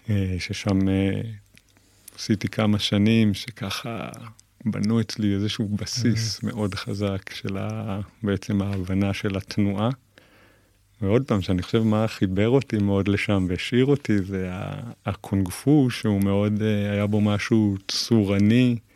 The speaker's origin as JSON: {"language": "Hebrew", "town": "Kabri", "region": "Northern District", "country": "Israel", "tie": "born or raised there", "said": "אני היום בן 40, אה, יליד קיבוץ כברי"}